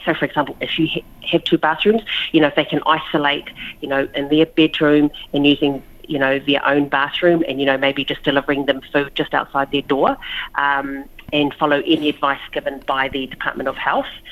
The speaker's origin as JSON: {"language": "English", "town": "Lower Hutt", "region": "Wellington", "country": "New Zealand", "tie": "born or raised there", "moved": "as an adult", "lives_now": "Australia", "said": "I was born in Wellington, yeah, Lower Hutt, Wellington, uh, New Zealand, but my parents um, are born in uh, Samoa"}